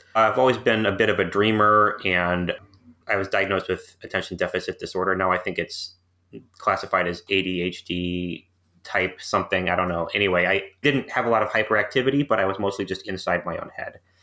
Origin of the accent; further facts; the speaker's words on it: St. Louis, Missouri, United States; moved away; I grew up in Saint Louis, Missouri, where my family was, uh, living because my father was working for a local medical school